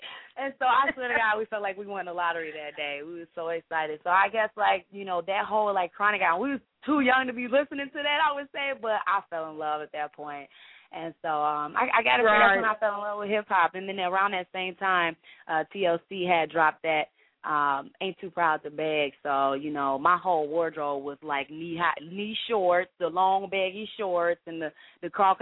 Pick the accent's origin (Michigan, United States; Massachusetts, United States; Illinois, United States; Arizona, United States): Illinois, United States; Chicago; I'm from Chicago, Illinois